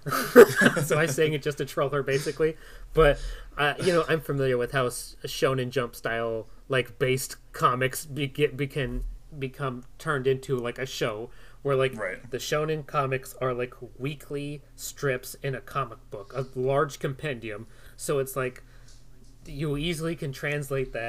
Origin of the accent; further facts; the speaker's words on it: United States; an American who consumes things mostly like dramas